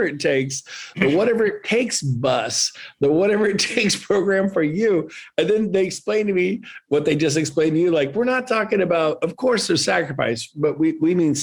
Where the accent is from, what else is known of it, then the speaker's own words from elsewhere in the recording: Northern California, United States; also born or lived in San Diego, California; Moved up to Northern California